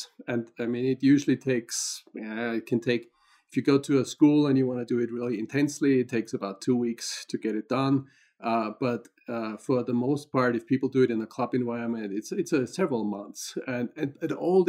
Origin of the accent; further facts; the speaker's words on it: Austria; moved away as an adult; also born or lived in London / Paris / Minnesota / Ohio; now in Boulder, United States; I'm originally from Austria, so that's where I grew up, and actually learned to fly gliders in Austria.